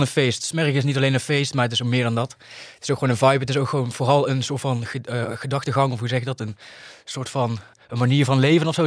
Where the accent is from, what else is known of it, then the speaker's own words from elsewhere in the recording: 's-Hertogenbosch, North Brabant, Netherlands; in de Muntel gewoond, waar ik vandaan kom